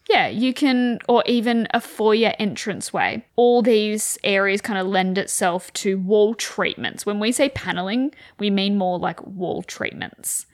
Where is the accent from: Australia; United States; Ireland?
Australia; Wagga Wagga, New South Wales; I grew up in Wagga, freezing cold